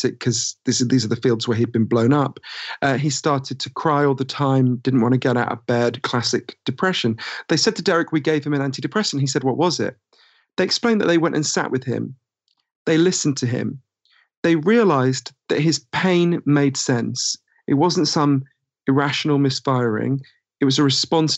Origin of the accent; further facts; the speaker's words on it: United Kingdom; accent: Downton Abbey voice; moved away as an adult; also born or lived in United States; as you can tell from my weird Downton Abbey voice, I'm British